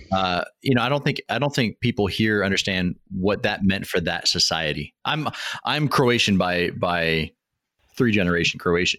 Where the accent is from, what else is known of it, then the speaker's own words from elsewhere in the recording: Washington, United States; moved away as an adult; I'm from Washington State